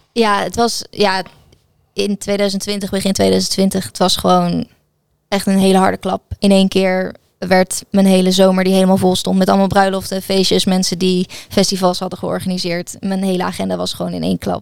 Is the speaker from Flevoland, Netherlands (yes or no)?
no; Gouda, South Holland, Netherlands; ik ben geboren en getogen in Gouda